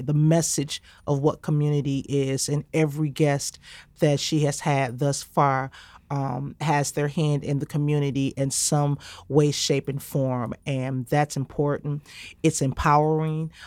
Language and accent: English; Highland Park, Michigan, United States; I am from the Highland Park community